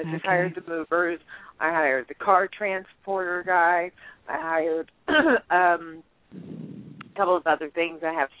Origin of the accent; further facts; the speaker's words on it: Miami, Florida, United States; I grew up in Miami